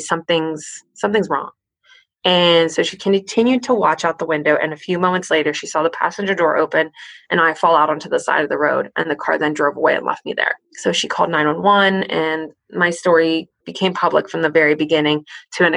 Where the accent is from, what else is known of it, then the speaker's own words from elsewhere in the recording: central Pennsylvania, United States; moved away as an adult; also born or lived in Pittsburgh, Pennsylvania; I lived in like central Pennsylvania and I went to school